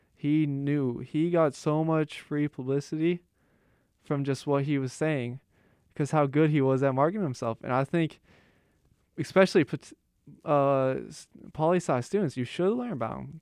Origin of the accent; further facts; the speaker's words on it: Pittsburgh, Pennsylvania, United States; moved away; I'm from Pittsburgh.